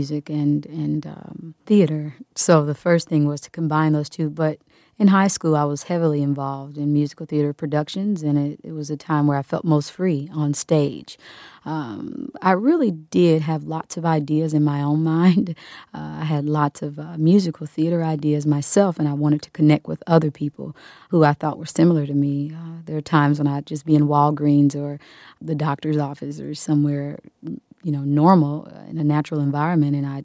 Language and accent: English; Wyandotte County, Kansas, United States; moved away as an adult; I grew up in Wyandotte County, one of the poorest counties in Kansas.